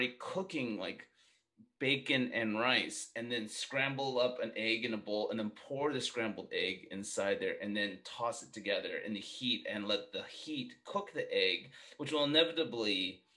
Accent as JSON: {"language": "English", "town": "Fresno", "region": "California", "country": "United States", "tie": "born or raised there", "said": "I grew up in Fresno, so like, I feel like I grew up in the equivalent of the Midwest"}